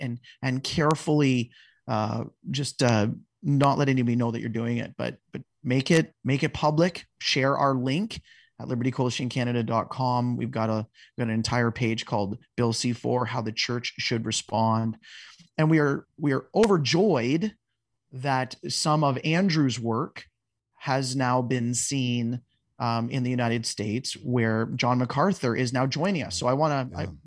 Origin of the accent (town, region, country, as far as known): Canada